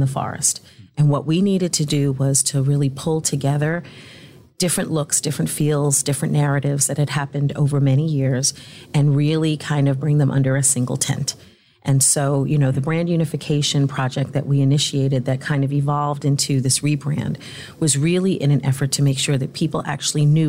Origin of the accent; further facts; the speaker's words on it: New York City, New York, United States; I'm a native New Yorker, born and raised in Brooklyn, have never lived anywhere else